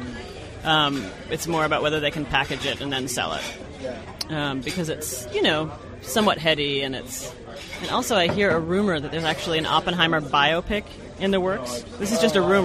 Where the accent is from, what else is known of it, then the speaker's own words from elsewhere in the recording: Toronto, Ontario, Canada; moved away as an adult; also born or lived in Boston; I was born in Boston, but I grew up in Toronto from when I was like 2 to when I went off to college